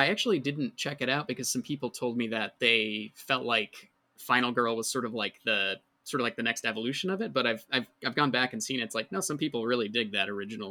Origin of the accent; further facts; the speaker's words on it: Detroit, Michigan, United States; I'm from eastern side of the state, sort of outer Detroit area.